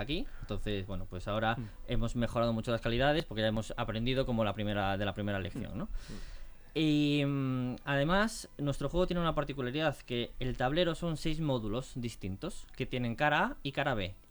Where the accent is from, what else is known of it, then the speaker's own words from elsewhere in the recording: Galicia, Spain; somos tres chicos gallegos.